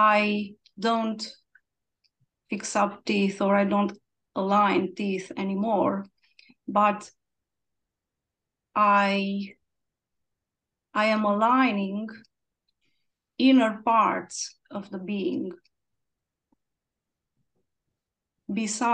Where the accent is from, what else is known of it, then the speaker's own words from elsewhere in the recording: Cluj-Napoca, Cluj County, Romania; from Romania and from Cluj-Napoca.